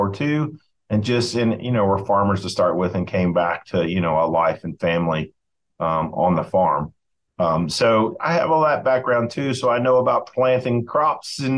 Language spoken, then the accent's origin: English; Boone, North Carolina, United States; I was raised in Western North Carolina and around Boone, North Carolina, from the age of six until I grew up and went to Appalachian State